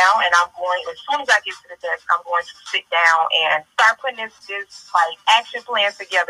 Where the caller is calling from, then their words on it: Decatur, Georgia, United States; I'm calling from Decatur, Georgia.